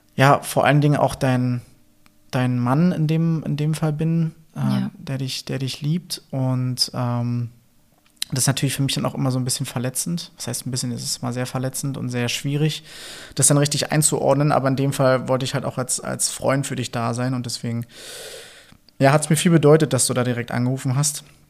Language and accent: German; Berlin, Germany; accent: Berliner; meinen Berliner Akzent